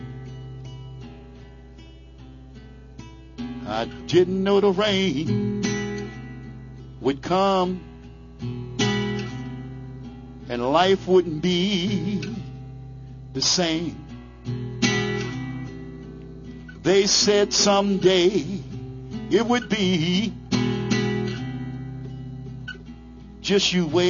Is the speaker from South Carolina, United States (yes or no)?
no; New Orleans, Louisiana, United States; moved away; I was born and raised in the Crescent City, New Orleans, Louisiana